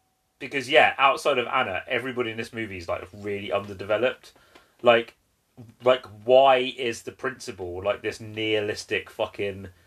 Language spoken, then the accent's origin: English; Kent, South East England, United Kingdom; where I'm from, I was born in Kent. So there's Strood Market and Rochester Market